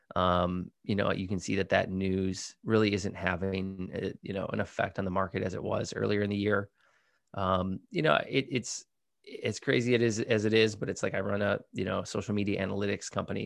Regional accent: Midwest, United States; now in California, United States; I'm from the Midwest, so I say pop

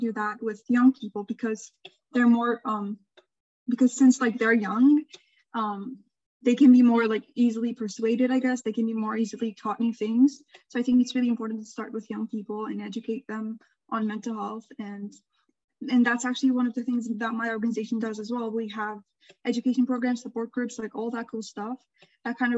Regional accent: Turkey; I'm from Turkey, and Turkey is a Middle Eastern country

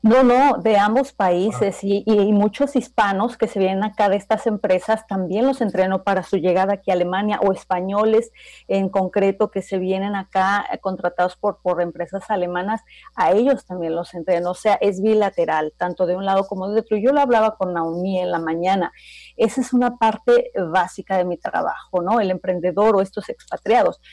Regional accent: Toluca, State of Mexico, Mexico; first language Spanish; moved away as an adult; now in Hamburg, Germany; yo nací en la Ciudad de México, pero en realidad yo me crié en Toluca, ahí han vivido mis papás siempre, ahí crecí, ahí estudié prácticamente

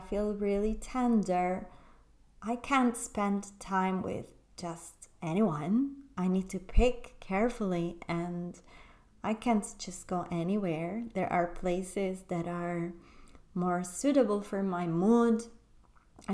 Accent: Italy; moved away as an adult; also born or lived in London; I moved from London, where I was living with this man, back to my hometown in Italy.

